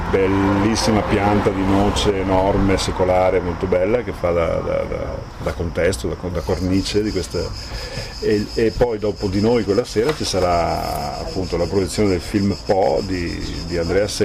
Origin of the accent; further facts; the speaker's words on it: Treviso, Veneto, Italy; io sono trevigiano ma della sinistra piave, sono, ci sono delle sfumature che sembrano sembrano sonature ma sono cose poi di sostanza